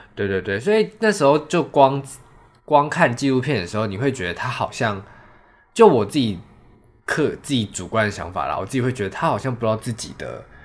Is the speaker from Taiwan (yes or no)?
yes; Taiwan; 我们其实台湾人